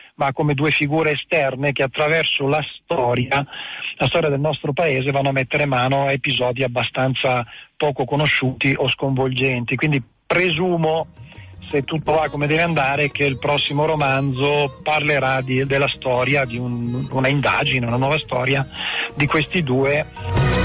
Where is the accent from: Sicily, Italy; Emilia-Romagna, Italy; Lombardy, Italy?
Lombardy, Italy; Milan; now in San Giuliano Milanese, Italy; io sono figlio di migranti meridionali sicuramente, ma sono nato e cresciuto a Milano, a Lambrache, poi al Giambellino